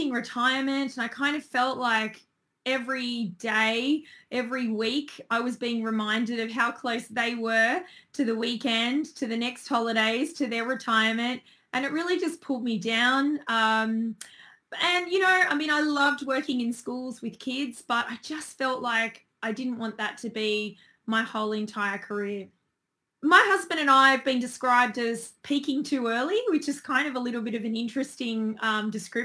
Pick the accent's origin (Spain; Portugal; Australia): Australia; Sydney, New South Wales; I'm originally from Sydney